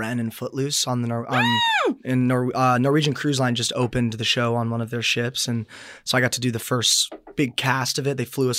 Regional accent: San Diego, California, United States; I grew up in San Diego

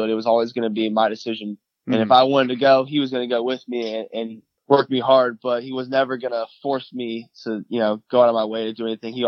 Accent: Charlotte, North Carolina, United States; moved away as an adult; also born or lived in Florida; I'm from North Carolina. My dad and my mom met at UNC Charlotte. So my dad played baseball there, and that's where I grew up, with Charlotte, North Carolina

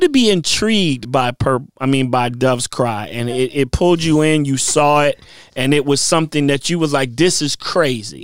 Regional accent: Virginia, United States; now in Los Angeles, United States; we are from Virginia and we both live in the same vicinity

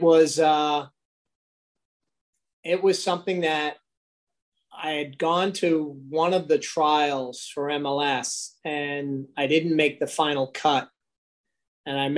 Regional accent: Long Island, New York, United States; I was from Long Island

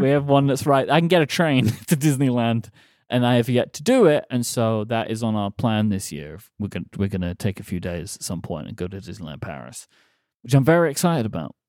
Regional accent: London, United Kingdom; we are doing a show in my hometown

